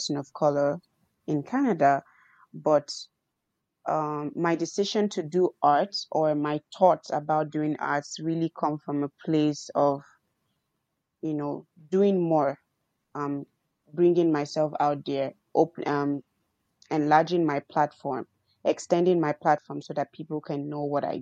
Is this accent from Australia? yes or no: no; Nigeria; moved away; I'm a Nigerian